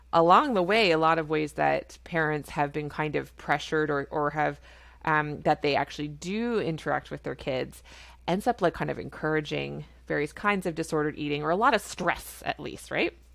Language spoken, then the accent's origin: English; Canada; I'm a Canadian family physician